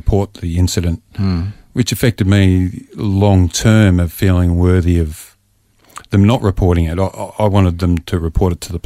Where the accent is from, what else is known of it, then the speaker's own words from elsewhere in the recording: Frankston, Victoria, Australia; I grew up in Frankston